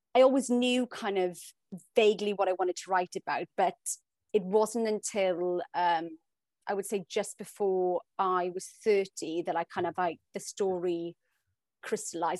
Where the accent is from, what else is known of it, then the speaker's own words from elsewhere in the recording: South Wales, United Kingdom; also born or lived in Hong Kong; now in London, United Kingdom; I'm from South Wales, we moved to Hong Kong, I live in London